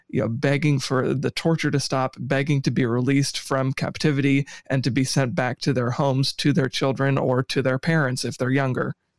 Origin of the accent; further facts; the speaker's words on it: United States; as an American